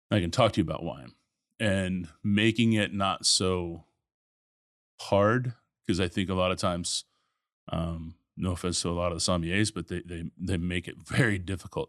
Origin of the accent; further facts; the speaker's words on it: Tulsa, Oklahoma, United States; also born or lived in Nebraska; now in Houston, United States; born in Nebraska, grew up in Tulsa, um, ended up in Houston in '95